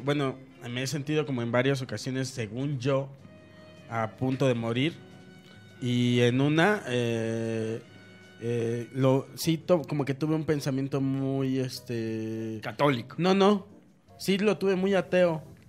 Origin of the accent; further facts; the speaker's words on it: Mexico; me dio esta onda que te da como mexicano